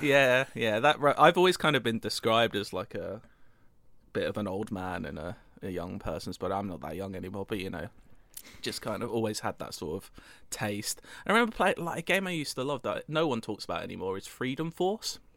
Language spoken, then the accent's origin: English; United Kingdom; I'm British